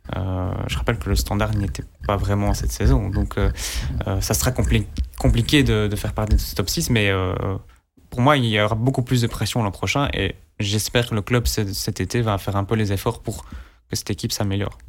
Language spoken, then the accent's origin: French; Belgium; en tant que Belge